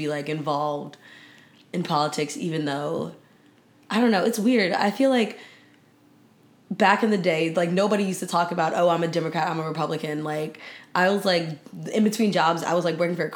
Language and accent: English; Maryland, United States; I'm from Maryland